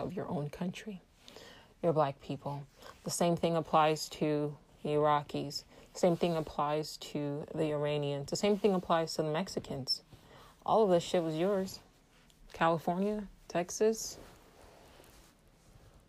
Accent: Nigeria; I'm Igbo from West Africa, Nigeria

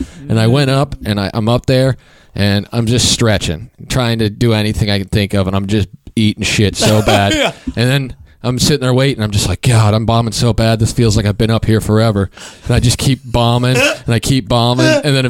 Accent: Kansas, United States; moved away; I'm from Kansas.

